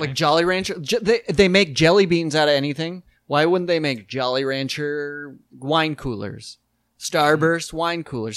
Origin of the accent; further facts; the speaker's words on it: South Dakota, United States; when we were growing up in South Dakota